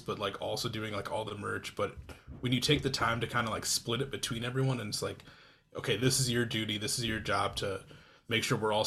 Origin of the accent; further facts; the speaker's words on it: Iowa, United States; moved away; I'm from Iowa originally